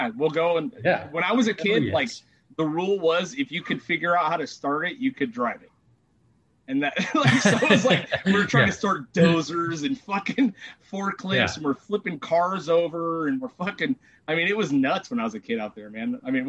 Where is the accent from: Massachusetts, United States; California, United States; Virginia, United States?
California, United States; Trona; also born or lived in Homewood Canyon; I grew up and in Trona, dude. I was fucking born in Trona.